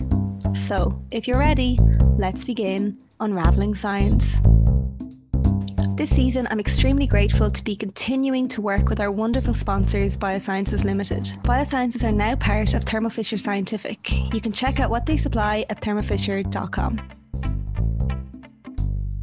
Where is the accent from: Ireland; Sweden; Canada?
Ireland; Westmeath, Leinster; I'm from Westmeath